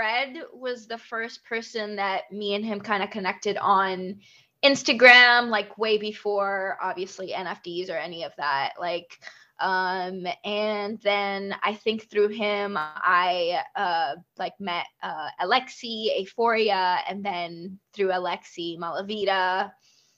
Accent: Iraq; also born or lived in Dubai, United Arab Emirates; now in Vancouver, Canada; I grew up in Iraq and then moved to Dubai. And then from Dubai, I came here

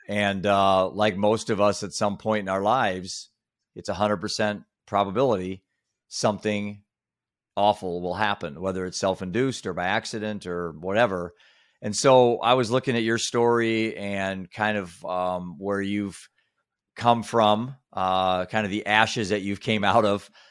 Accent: Iowa, United States; I was just a bored kid in the middle of Iowa

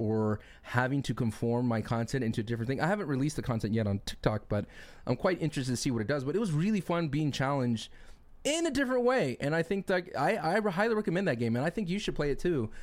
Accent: Austin, Texas, United States; now in California, United States; I'm moving from California over to Texas, back to my hometown of Austin

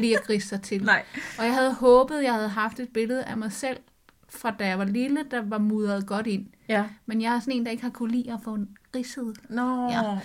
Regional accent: Sakskøbing, Zealand, Denmark; moved away; dernede, hvor jeg kommer fra

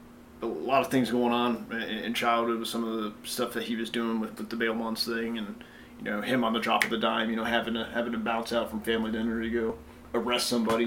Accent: Tampa, Florida, United States; moved away as an adult; I'm from Tampa, you know. 32 years old from Tampa, joined the Marine Corps right after high school.

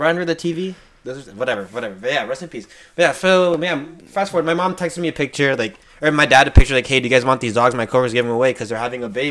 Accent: Southern California, United States; we're from SoCal

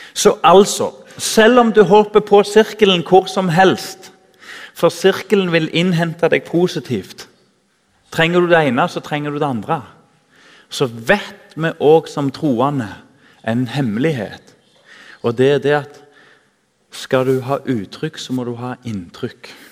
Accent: Tananger, Rogaland, Norway; Jeg husker i ungdomsforeninga hjemme i Tananger

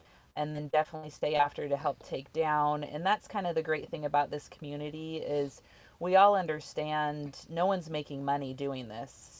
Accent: Southern California, United States; moved away; also born or lived in South Jordan, Utah / Richfield, Utah; I'm originally from Southern California

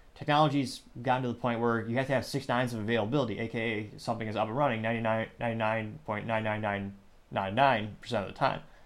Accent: Michigan, United States; we're from the Michigan area

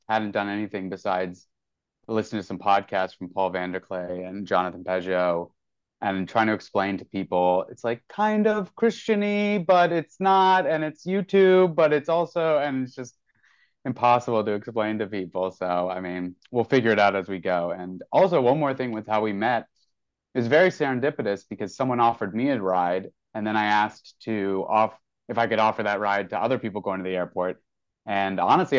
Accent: northern New Jersey, United States; now in New York City, United States; I was born in the hospital in the town that I grew up in, which is very cool. I was born in a town in northern New Jersey

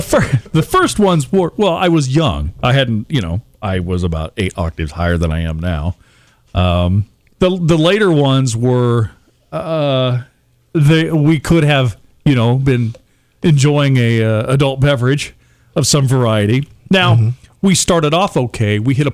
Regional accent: Lake Tahoe, United States; I was born in Lake Tahoe, and they moved out there when I was a little guy. So I grew up there.

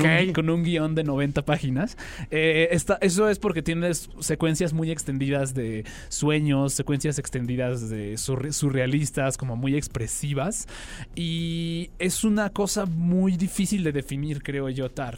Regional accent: Mexico; como sociedad mexicana

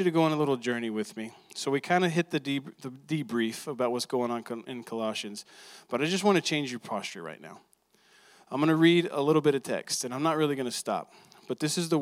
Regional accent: Texas, United States; I'm from Texas

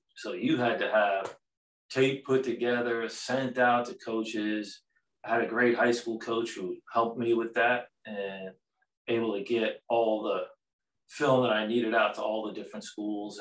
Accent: Long Island, New York, United States; moved away as an adult; being a New York kid growing up in Long Island

